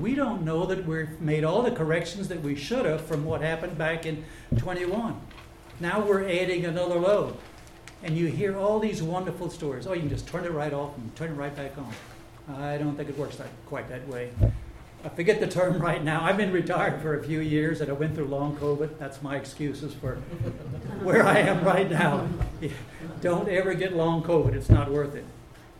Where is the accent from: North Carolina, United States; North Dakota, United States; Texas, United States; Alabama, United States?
Texas, United States; Round Top; I live a little further away. I'm representing a farther northern part of Fayette County. I'm from Round Top.